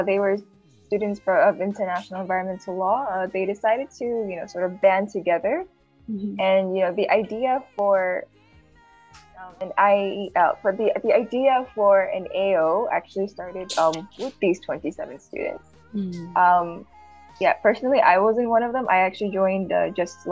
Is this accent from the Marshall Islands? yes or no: yes; Marshall Islands; moved away as an adult; now in Vanuatu; I'm from the Marshall Islands, and I'm a third-year law student at the USP, and I'm based in Vanuatu